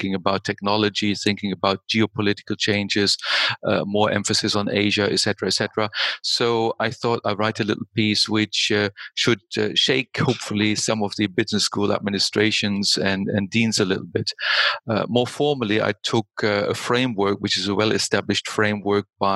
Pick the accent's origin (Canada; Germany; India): Germany; moved away as an adult; also born or lived in United States / United Kingdom; now in Austria; I started my career in Germany because I was born in Germany